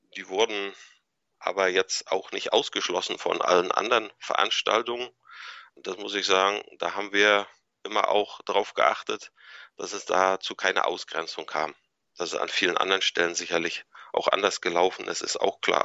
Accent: Anklam, Mecklenburg-Vorpommern, Germany; born or raised there; moved away as an adult; also born or lived in Kiel

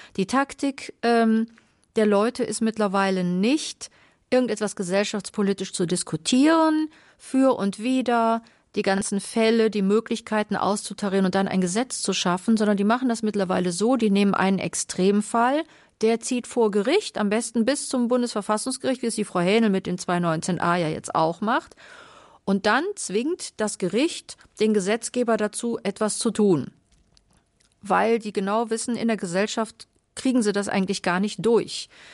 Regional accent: Carinthia, Austria; moved away; Ich komme ja aus Kärnten.

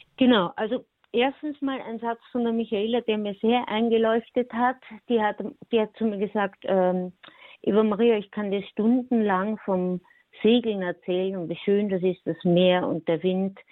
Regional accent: Austria; ich bin Österreicher und ich bin eine Frau

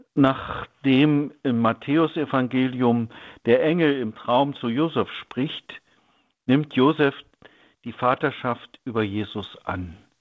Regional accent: Germany; In meiner Kindheit in der DDR hörte ich in der Schule

